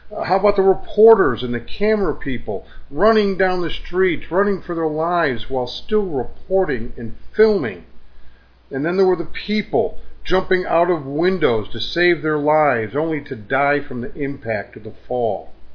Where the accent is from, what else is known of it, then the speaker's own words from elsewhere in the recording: United States; my country, the USA